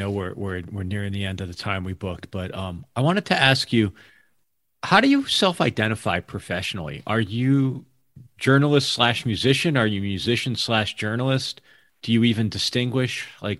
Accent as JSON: {"language": "English", "town": "Hamden", "region": "Connecticut", "country": "United States", "said": "I'm from Hamden."}